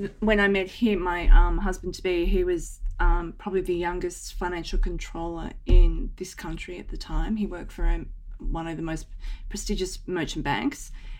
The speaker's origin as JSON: {"language": "English", "town": "Sydney", "region": "New South Wales", "country": "Australia", "tie": "born or raised there", "also_born_or_lived": "London", "said": "So I grew up in Sydney. I grew up in Coogee Beach, which is 2 beaches south of Bondi. I had a quintessential, amazing upbringing, private school girl, private school. We had a beach house at the Gold Coast."}